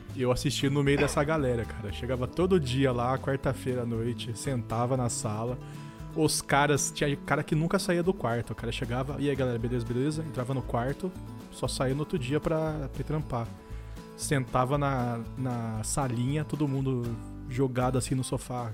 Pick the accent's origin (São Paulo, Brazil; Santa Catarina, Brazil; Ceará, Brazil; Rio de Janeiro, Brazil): São Paulo, Brazil; Mogi Mirim; Eu sou do interior de São Paulo, eu sou em uma cidade chamada Mojimirim